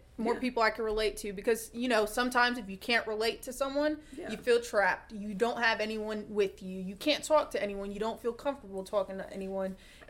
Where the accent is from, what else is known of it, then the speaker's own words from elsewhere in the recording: Atlanta, Georgia, United States; I'm from Atlanta on the East Coast, you know.